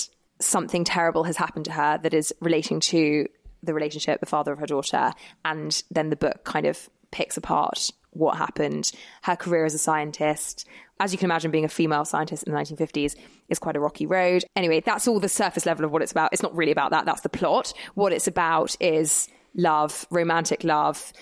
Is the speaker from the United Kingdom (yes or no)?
yes; London, United Kingdom; I'm from London